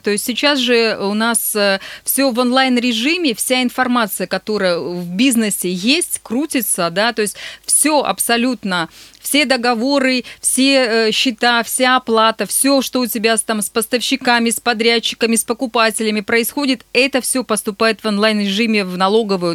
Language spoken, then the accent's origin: Russian; Nizhny Tagil, Sverdlovsk Oblast, Russia; привет моему родному городу